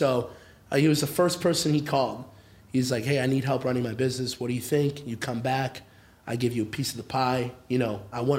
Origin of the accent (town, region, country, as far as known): Akron, Ohio, United States; born or raised there; English is a second language; also born or lived in Orange County, California